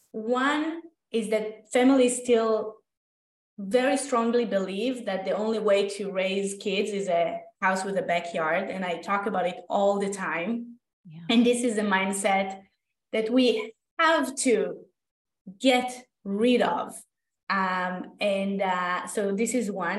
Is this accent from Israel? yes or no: yes; Israel; moved away as an adult; now in Toronto, Canada; i am originally from israel i went to architecture school there